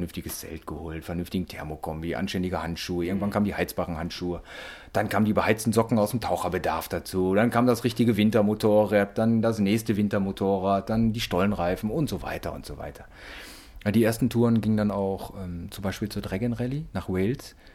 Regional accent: North Rhine-Westphalia, Germany; weil wir sind ja alle auf Kohle geboren hier aus dem Ruhrpott

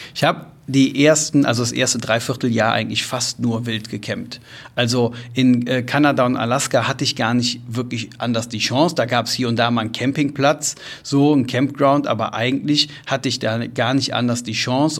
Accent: Germany; Da war die Antwort, ich Deutschland

